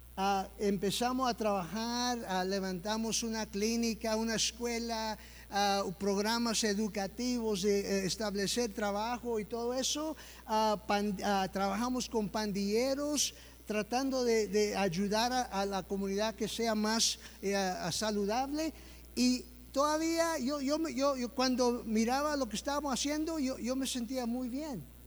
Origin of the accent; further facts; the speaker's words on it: United States; Soy yo que nací aquí en los Estados Unidos